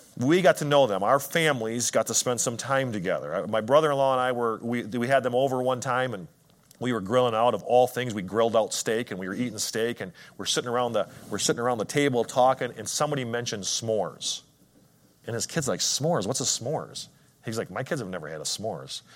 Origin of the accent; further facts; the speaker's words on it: Wisconsin, United States; I'm from Wisconsin